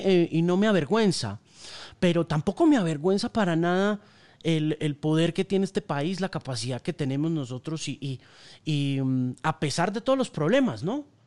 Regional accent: Colombia; also born or lived in North America

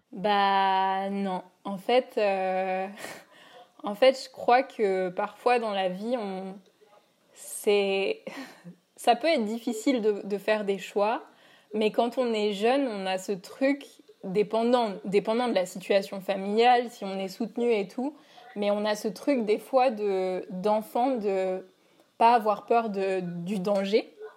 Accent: Paris, Île-de-France, France; moved away as an adult; also born or lived in New York; donc j'habite à Paris et je suis née à Paris

